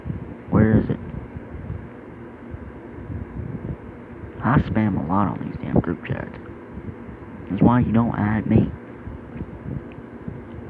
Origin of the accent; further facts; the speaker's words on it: the South, United States; I'm from the South